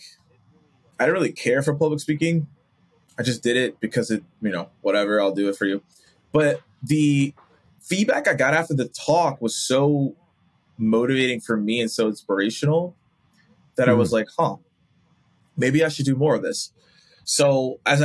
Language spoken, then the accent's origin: English; Atlanta, Georgia, United States; grew up, born and raised in Atlanta